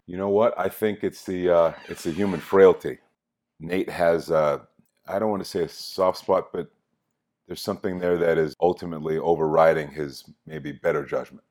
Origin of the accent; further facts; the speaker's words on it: Inglewood, California, United States; growing up in Inglewood in L